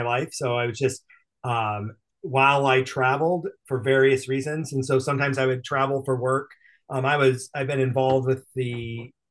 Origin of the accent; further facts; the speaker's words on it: Cedar Rapids, Iowa, United States; I was born and raised in Iowa, grew up in Cedar Rapids